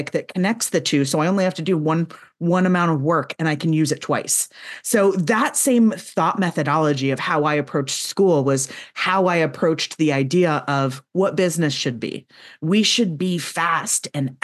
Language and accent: English; the South, United States; I'm from the South